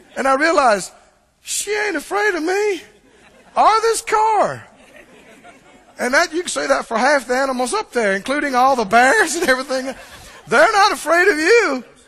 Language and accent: English; Mississippi, United States; I'm from Mississippi